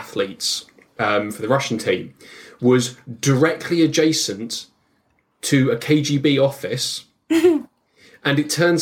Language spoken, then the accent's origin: English; United Kingdom; as British people